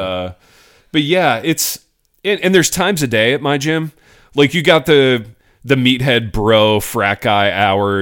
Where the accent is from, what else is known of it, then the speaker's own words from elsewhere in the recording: Hartford City, Indiana, United States; I start going to this gym in my hometown. Hartford City, Indiana.